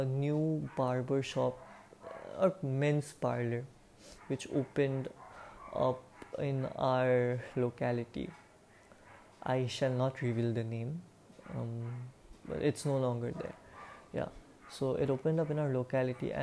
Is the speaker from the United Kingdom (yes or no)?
no; India; I am 18 years old, and I am an Indian